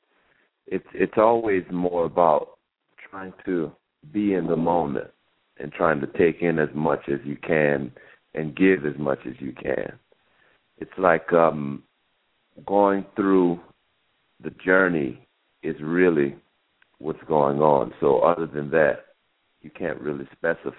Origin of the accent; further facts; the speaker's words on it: Kenner, Louisiana, United States; also born or lived in New Orleans, Louisiana; now in New York, United States; where I grew up in Kenner, Louisiana